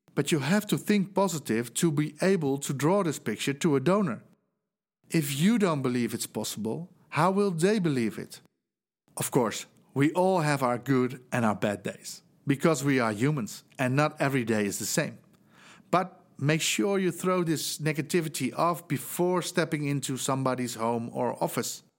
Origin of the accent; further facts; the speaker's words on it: Netherlands; English is a second language; as you might hear from my accent, I'm from the Netherlands